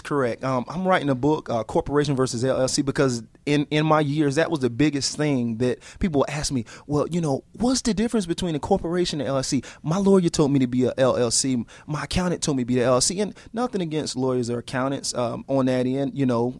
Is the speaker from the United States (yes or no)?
yes; Atlanta, Georgia, United States; I'm from Atlanta